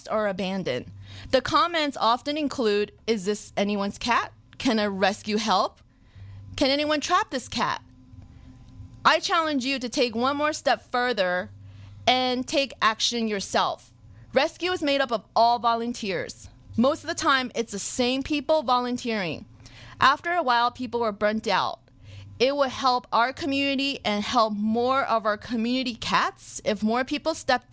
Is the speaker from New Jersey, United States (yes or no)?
yes; New Jersey, United States; my hometown, New Jersey